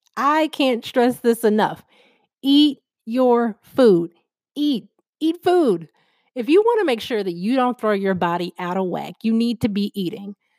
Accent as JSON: {"language": "English", "town": "Chicago", "region": "Illinois", "country": "United States", "said": "I'm from Chicago"}